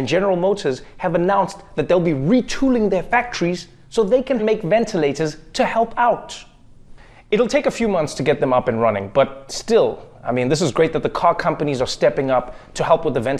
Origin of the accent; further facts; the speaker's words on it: South Africa; moved away as an adult; now in United States; my home country of South Africa